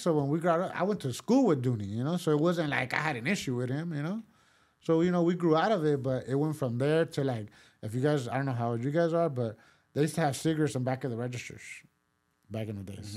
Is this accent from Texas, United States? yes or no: no; Pasadena, California, United States; first language Spanish; English is a second language; also born or lived in Mexico / East Los Angeles; I grew up there